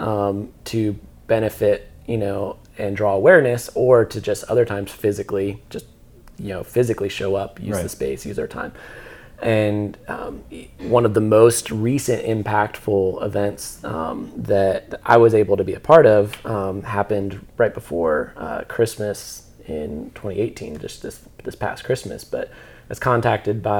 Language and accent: English; Dayton, Ohio, United States; us grew up here